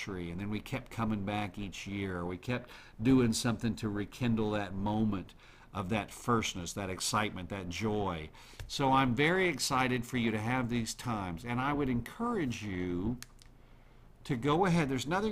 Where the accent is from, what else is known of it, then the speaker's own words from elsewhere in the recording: Oklahoma, United States; I'm from Oklahoma